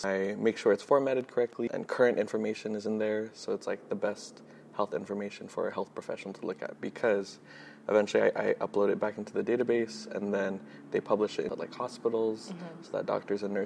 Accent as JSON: {"language": "English", "town": "Glendale", "region": "California", "country": "United States", "tie": "born or raised there", "said": "I grew up in Glendale, California"}